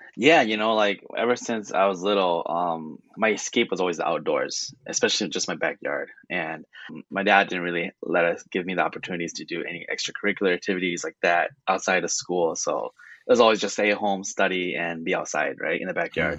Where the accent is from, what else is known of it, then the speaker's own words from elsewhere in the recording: California, United States; moved away; I was born in California